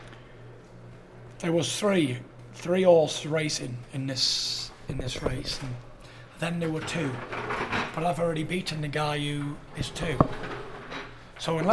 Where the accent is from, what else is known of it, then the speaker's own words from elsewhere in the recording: United Kingdom; As true British gents